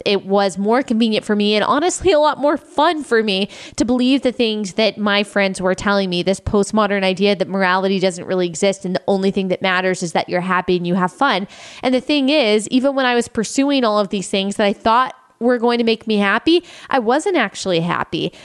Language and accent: English; Texas, United States; moved away; also born or lived in South Carolina; I grew up in Texas